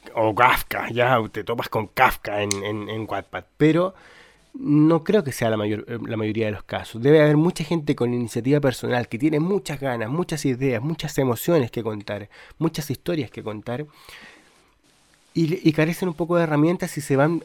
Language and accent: Spanish; Chile; yo soy eh, de Chile